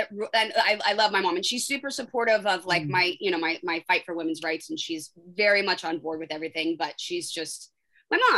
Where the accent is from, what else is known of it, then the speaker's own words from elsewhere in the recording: United States; I'm an American citizen. I'm a I'm a woman. I'm a, I'm a mother.